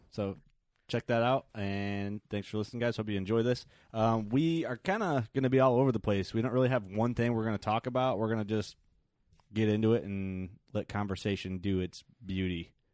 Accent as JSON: {"language": "English", "region": "Illinois", "country": "United States", "said": "I'm from Illinois"}